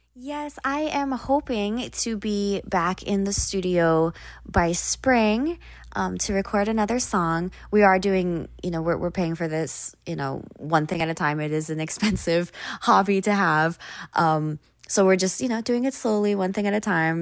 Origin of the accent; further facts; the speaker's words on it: Oahu, Hawaii, United States; also born or lived in Maui, Hawaii / Japan; I was born on the island of Maui, but I spent most of my time growing up on the island of Oahu, um, which is where Honolulu and Waikiki are